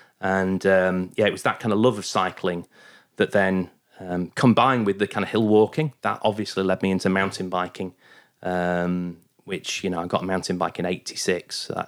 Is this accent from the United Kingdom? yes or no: yes; Goole, Yorkshire and the Humber, United Kingdom; also born or lived in Bingley; We used to ride quite a lot because I grew up in originally in Goole near Hull, very flat.